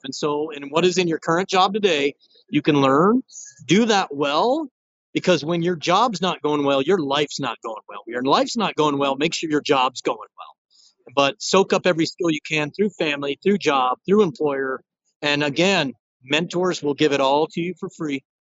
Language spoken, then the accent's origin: English; Rio Rancho, New Mexico, United States; They're in my hometown. Shout out to Rio Rancho, New Mexico